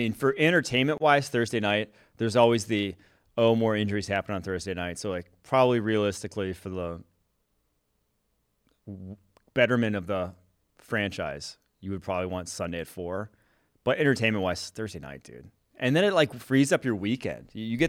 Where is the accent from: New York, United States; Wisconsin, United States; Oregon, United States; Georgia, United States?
Wisconsin, United States; Growing up in Wisconsin, I got to say brats, dude.